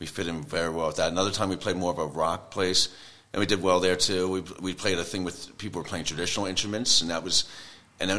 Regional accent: New Jersey, United States; we're from the United States, New Jersey

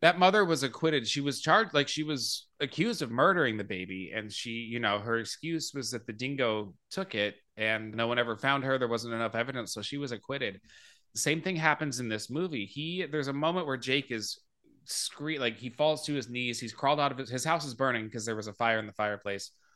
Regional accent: Phoenix, Arizona, United States; I grew up in Phoenix, Arizona

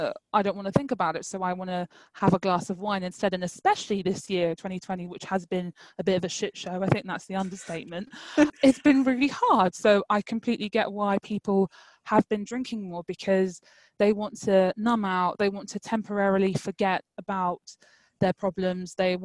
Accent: London, United Kingdom; I'm from East London, it's very multicultural.

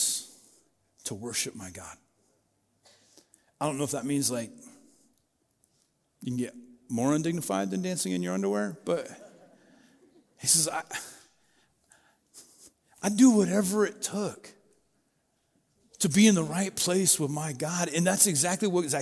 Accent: Booneyville, Colorado, United States; now in Yellowstone County, United States; I grew up in Booneyville, Colorado

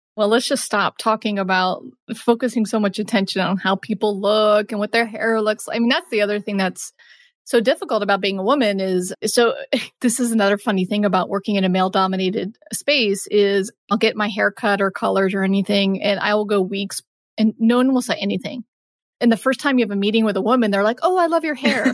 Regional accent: Texas, United States; my parents are East Coast and I'm born and raised in Texas

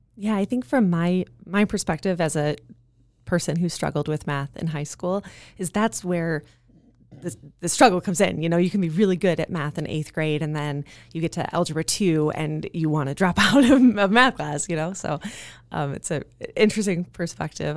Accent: Midwest, United States; now in Santa Monica, United States; I am also a Midwesterner.

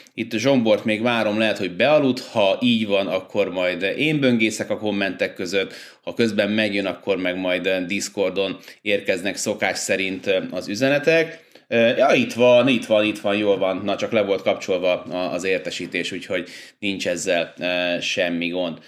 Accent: Budapest, Hungary; moved away; also born or lived in Újpalota, Budapest; ez az a lakás, ahol én eh, hát tulajdonképpen felnőttem, én újpalotai gyerek vagyok alapvetően, de ilyen három-négy éves koromban váltak el a szüleim, és akkor utána ebbe a lakásba költöztünk ide Angyalföldre

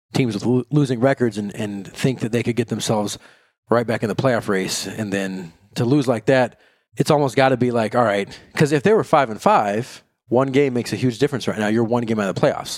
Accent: Kansas, United States; now in Minnesota, United States; I'm originally from Kansas, currently living in Minnesota

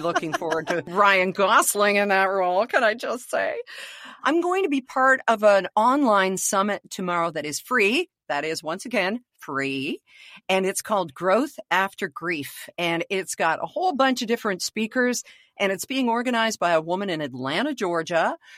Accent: Canada

